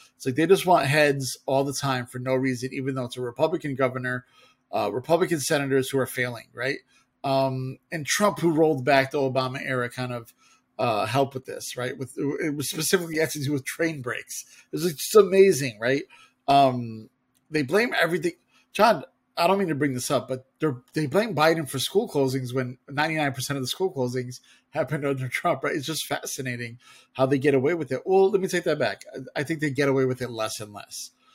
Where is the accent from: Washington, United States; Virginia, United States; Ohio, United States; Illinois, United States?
Illinois, United States; our home state